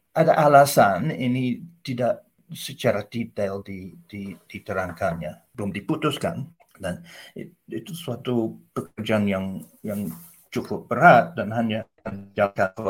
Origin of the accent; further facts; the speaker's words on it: Australia; Indonesian is a second language; Saya warga Australia.